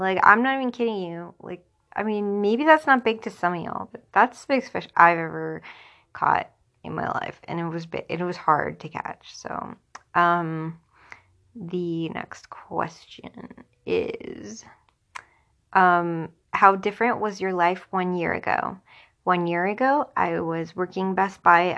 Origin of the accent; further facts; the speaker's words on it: Tampa, Florida, United States; I was born in Tampa, Florida